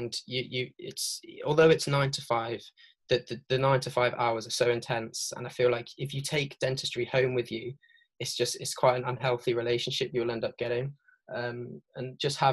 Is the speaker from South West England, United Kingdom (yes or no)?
yes; Devon, Somerset, South West England, United Kingdom; moved away as an adult; now in London, United Kingdom; I'm from down south, so down like Devon, Somerset way. So that's originally where I'm from